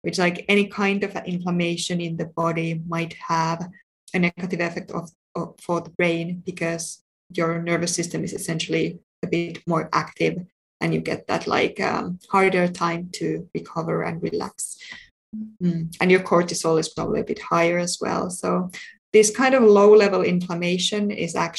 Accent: Finland; moved away; also born or lived in United Kingdom; I'm from Finland

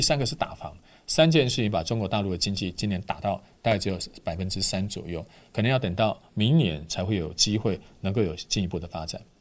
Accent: Taiwan; 我们台湾人

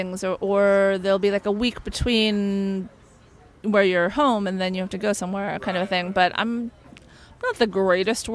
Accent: Los Angeles, California, United States; I grew up in Northridge, which is like way north in the valley.

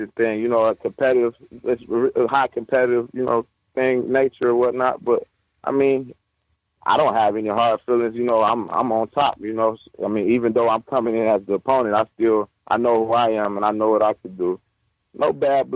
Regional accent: Detroit, Michigan, United States; I come from the Detroit streets

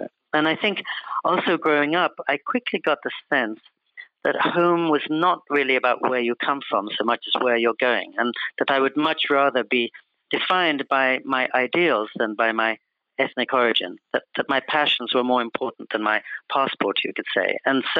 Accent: California, United States; also born or lived in Oxford, England; I was born in Oxford, England, to parents from India, and then we moved to California when I was seven, so suddenly, by the time I was in the second grade, I was this curious little character with an Indian face and an English voice

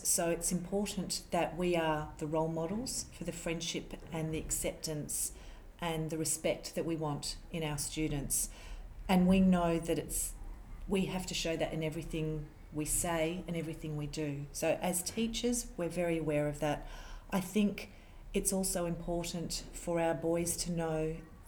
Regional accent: Australia; I was also born in Australia. Both my parents come from India.

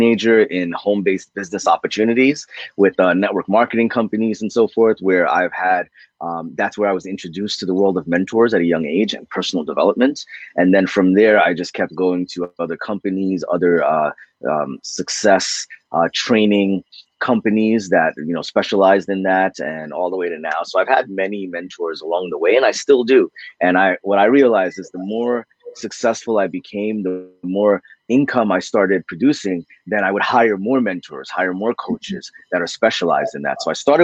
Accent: United States; I was born in America. I'm first generation

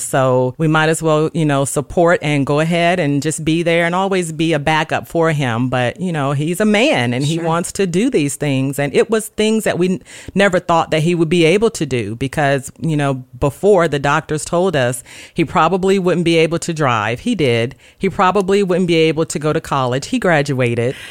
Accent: Gulfport, Mississippi, United States; moved away as an adult; now in Dover, United States; I was born and raised in Gulfport, Mississippi.

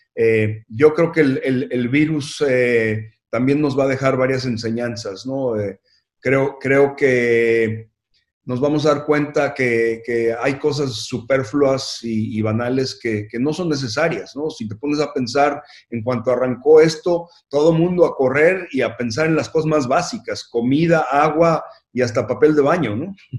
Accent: Mexico City, Mexico; yo nací en la Ciudad de México y, tengo un gran orgullo de, haber crecido en, México.

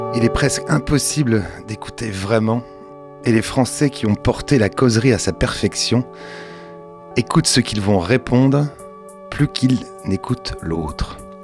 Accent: Angers, Pays de la Loire, France; chez nous, à Angers

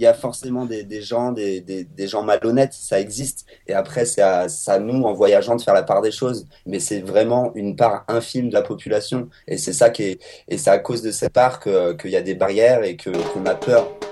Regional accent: France; en tant que Français

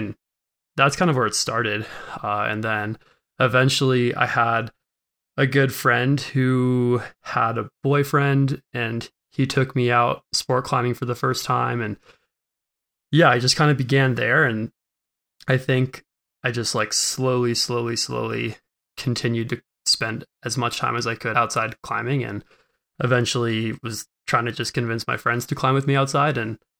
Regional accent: New York, United States; now in West Coast, United States; I grew up in New York. Suburbs of New York City.

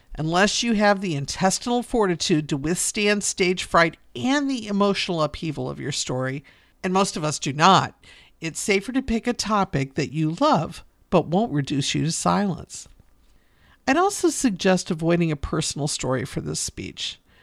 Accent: Northeastern Ohio, United States; I'm from Northeastern Ohio, District 10

